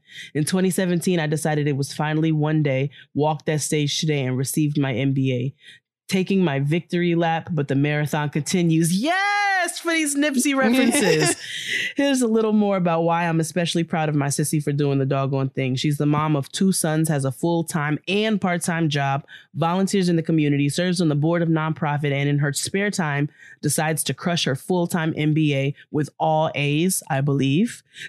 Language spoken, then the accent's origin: English; Charlotte, North Carolina, United States; Hey, Jade and Kia … I'm from Charlotte, North Carolina.